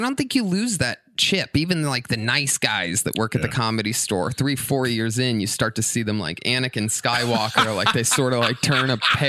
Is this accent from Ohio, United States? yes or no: yes; Youngstown, Ohio, United States; Youngstown, Ohio.